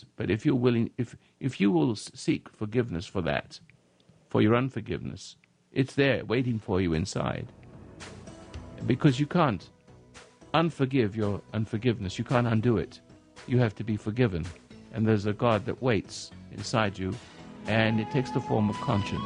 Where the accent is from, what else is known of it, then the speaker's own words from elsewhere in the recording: England, United Kingdom; now in United States; I'm from England, and I've been away for 56 years.